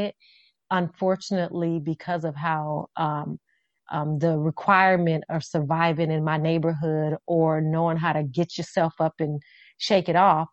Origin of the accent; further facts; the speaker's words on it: Las Vegas, Nevada, United States; growing up, I grew up in Las Vegas. We call it Vegas.